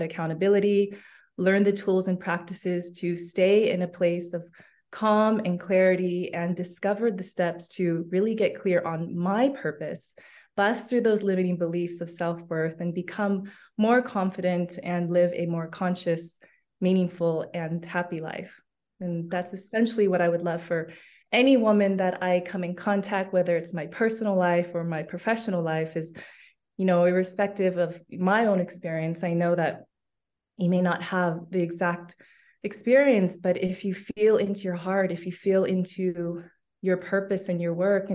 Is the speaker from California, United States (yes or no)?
yes; Los Angeles, California, United States; moved away as an adult; also born or lived in London, United Kingdom; now in Barcelona, Spain; I'm originally from Los Angeles, California